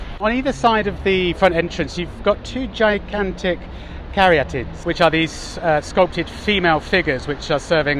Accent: Oxford, South East England, United Kingdom; now in Madrid, Spain; I come from Oxford, which is a cycling city.

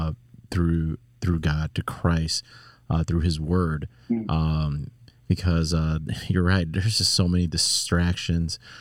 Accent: Chicago, Illinois, United States; I'm from Chicago

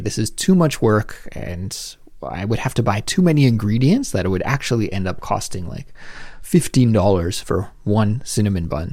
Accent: Canada; moved away as an adult; now in South Korea

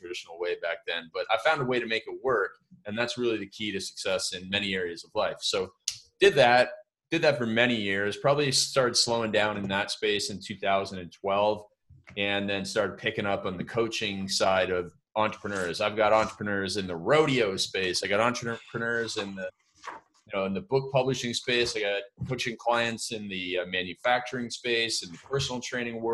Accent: Canada; I grew up in Canada

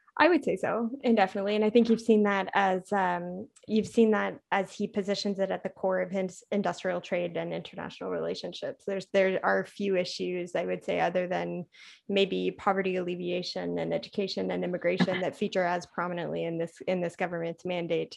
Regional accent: Canada; moved away as an adult; also born or lived in Ottawa, Canada; now in Washington, DC, United States; as a Canadian and and living the the American experience

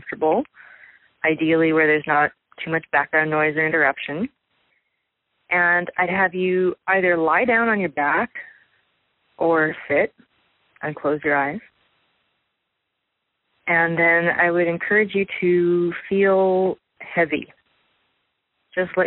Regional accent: Santa Barbara, California, United States; moved away as an adult; Santa Barbara is still my hometown.

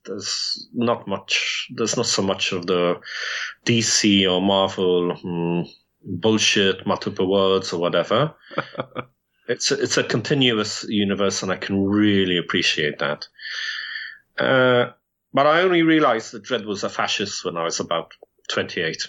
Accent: London, United Kingdom; I grew up in London to a Polish, uh, British family.

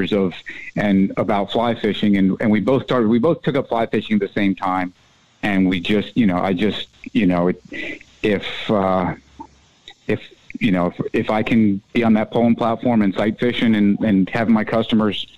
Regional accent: Colorado, United States; moved away as an adult; also born or lived in Florida; now in Fort Myers, United States; I grew up early years in Florida and then moved out to Colorado

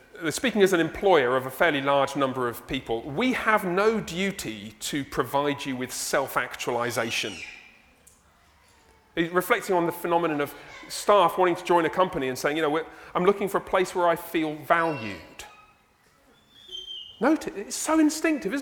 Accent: England, United Kingdom; moved away; I'm from England.

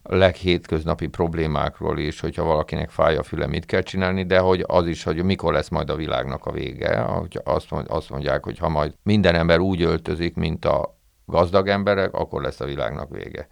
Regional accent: Budapest, Hungary; also born or lived in Újhartyán; én nem ott születtem, hanem a szüleim költöztek föl Budapestre, ők első generációs ilyen pestiek

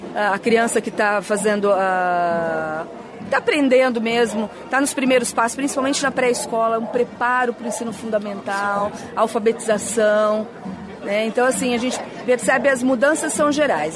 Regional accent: Santa Isabel, São Paulo, Brazil; Eu não só sou prefeita, como sou nascida e criada aqui em Santa Isabel

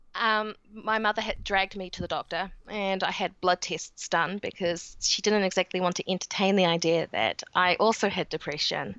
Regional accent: New Zealand; accent: New Zealand; in New Zealand, as you can tell with my accent

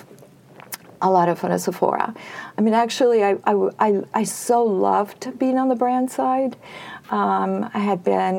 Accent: Peru; moved away; I was born and raised in Peru, South America

